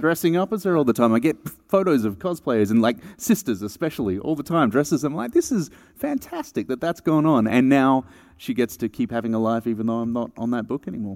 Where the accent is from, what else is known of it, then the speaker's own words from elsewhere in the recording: Melbourne, Victoria, Australia; I'm from Melbourne, Australia